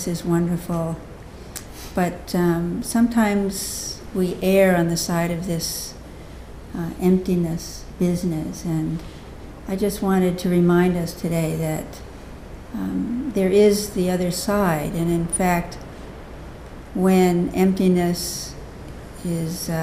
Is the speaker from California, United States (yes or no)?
yes; Southern California, United States; moved away; also born or lived in Bronx, New York; I was actually born in New York, in the Bronx, but I was raised mostly in California, Southern California